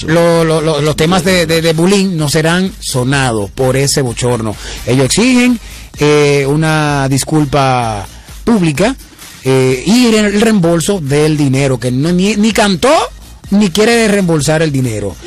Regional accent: La Romana, Dominican Republic; yo soy de Romana

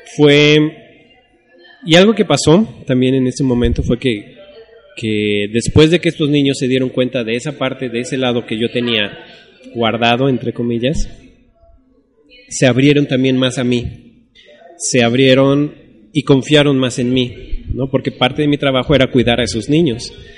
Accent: Mexico; soy mexicano

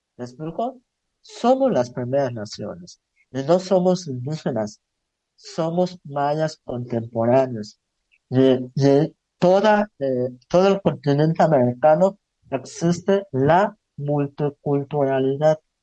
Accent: Tzucacab, Yucatán, Mexico; Soy del municipio de Zan, en Yucatán, eh, donde el 90% de las personas son mayablantes.

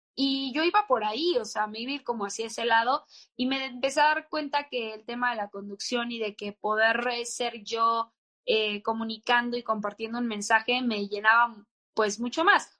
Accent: Guadalajara, Jalisco, Mexico; yo crecí en Guadalajara

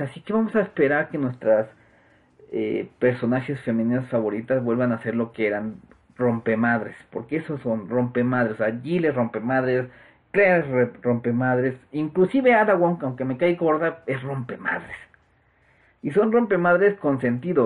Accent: Mexico; aquí en, mi país

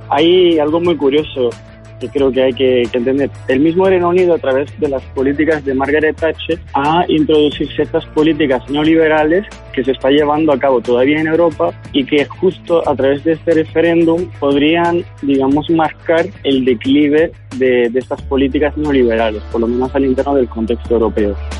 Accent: Italy; Spanish is a second language; moved away; also born or lived in Madrid; soy italiano, politólogo

